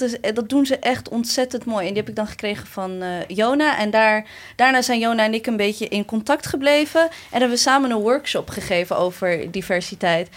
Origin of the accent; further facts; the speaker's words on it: Maarssen, Utrecht, Netherlands; waar ik ben opgegroeid en dat is Maarsen